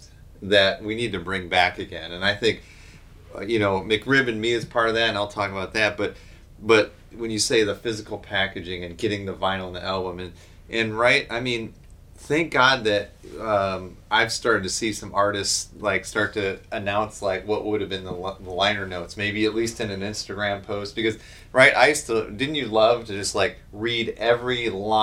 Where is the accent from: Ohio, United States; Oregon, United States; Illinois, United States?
Illinois, United States; just south of Chicago; Just south of Chicago